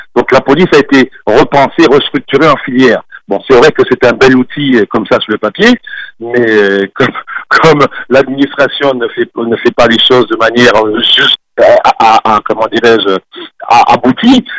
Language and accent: French; Martinique; nous sommes nous-mêmes des Martiniquais